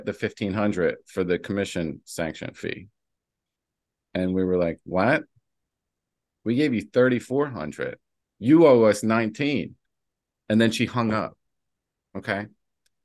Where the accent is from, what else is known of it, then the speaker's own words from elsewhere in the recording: New Jersey, United States; I'm from New Jersey